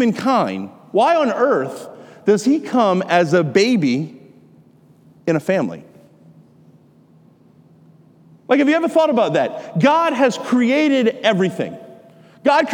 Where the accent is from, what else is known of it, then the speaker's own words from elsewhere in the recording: Lafourche Parish, Louisiana, United States; I'm kind of like am from the whole central part of the Bayou. In Lafourche Parish.